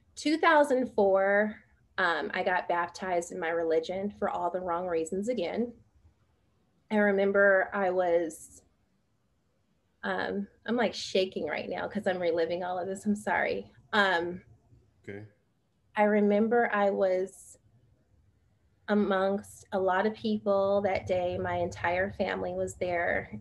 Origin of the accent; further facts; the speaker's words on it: San Francisco, California, United States; I'm originally from San Francisco, the Bay Area, and I was brought up in a single parent household